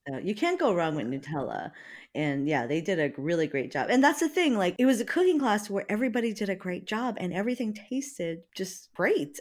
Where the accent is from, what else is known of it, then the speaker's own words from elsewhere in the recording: Hawaii, United States; now in Seattle, United States; I'm from Hawaii